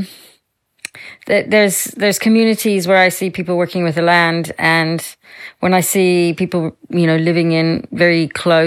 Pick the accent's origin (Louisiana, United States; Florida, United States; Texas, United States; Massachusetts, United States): Louisiana, United States; moved away; I grew up in Louisiana, in the United States, in a little rural town with my family.